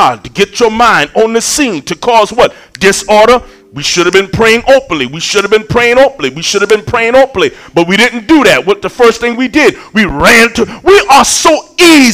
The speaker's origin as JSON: {"language": "English", "area": "Shulerville", "region": "South Carolina", "country": "United States", "said": "I'm from Shulaville"}